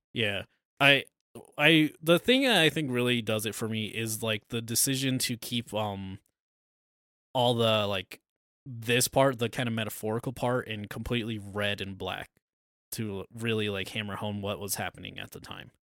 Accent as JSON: {"language": "English", "country": "United States", "said": "we're American."}